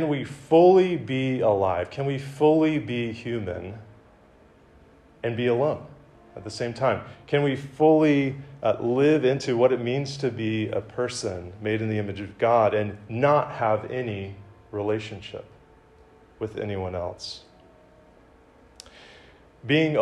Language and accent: English; Decatur, Georgia, United States; moved away as an adult; I grew up in Decatur, Georgia